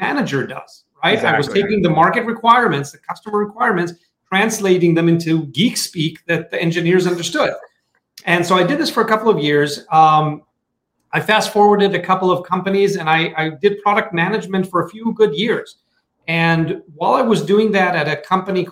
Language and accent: English; Tel Aviv, Tel Aviv District, Israel; I'm originally from Tel Aviv, Israel